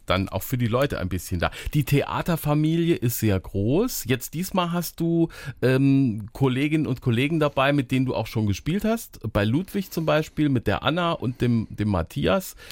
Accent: Saarland, Germany; hier bei uns im Saarland

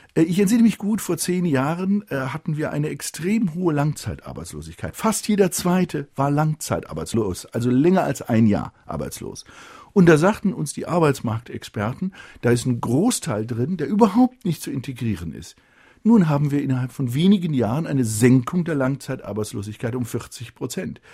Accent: Germany; wir ähm, sind in der Verantwortung als Deutsche.

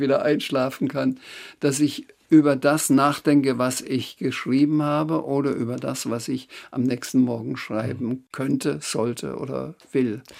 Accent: Schweinfurt, Bavaria, Germany; ich bin groß geworden in Schweinfurt

